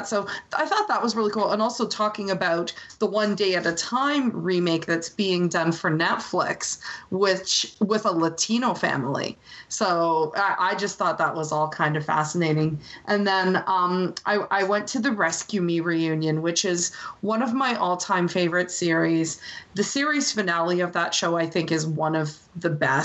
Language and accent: English; Canada; as someone who's grown up so close to the U.S. and has a lot of friends in the U.S. and in a lot of cases in Canada